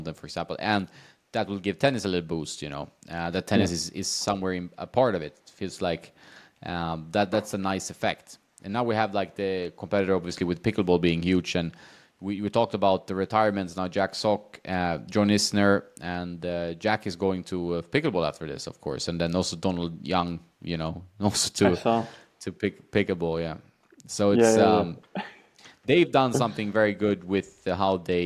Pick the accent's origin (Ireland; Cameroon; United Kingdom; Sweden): Sweden; also born or lived in Washington, D.C.; now in Marbella, Spain; I grew up indoors because in Sweden, the weather is against you, right?